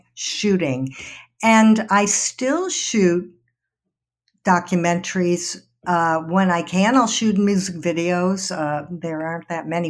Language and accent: English; Detroit, Michigan, United States; moved away as an adult; also born or lived in Ann Arbor / New York; I grew up in Detroit